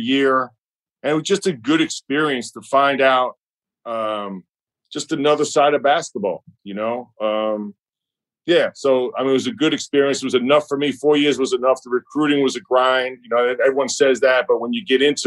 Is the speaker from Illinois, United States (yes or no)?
no; New York City, New York, United States; moved away as an adult; growing up in Brooklyn and New York